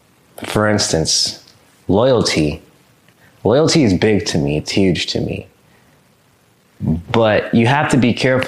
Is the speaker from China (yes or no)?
no; Japan; born there; also born or lived in Chicago / Mississippi; I was born in Japan. Boom. Up, gone. We in Chicago for 8 months. I was hoping we would live there. Boom. Down in Mississippi.